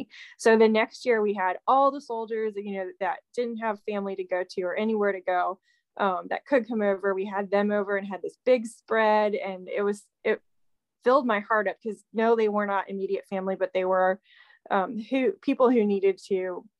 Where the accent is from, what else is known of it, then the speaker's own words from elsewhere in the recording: Virginia, United States; So hello, I'm from Virginia, and I've been doing this for probably, about 3 years now